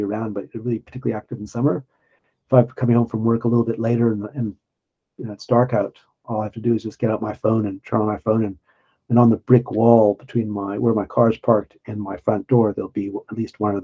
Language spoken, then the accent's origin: English; Winnipeg, Manitoba, Canada; moved away as an adult; now in Sydney, Australia; as a kid growing up in Winnipeg